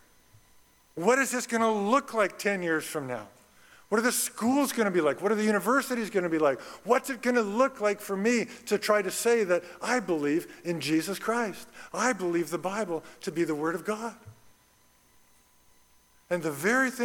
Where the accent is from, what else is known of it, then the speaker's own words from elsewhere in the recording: Red Deer, Alberta, Canada; I grew up in Red Deer, Alberta